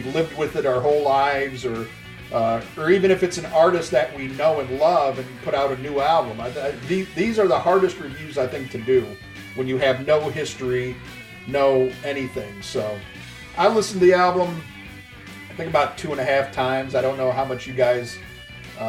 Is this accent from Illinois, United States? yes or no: yes; Chicago, Illinois, United States; I'm from the Chicago area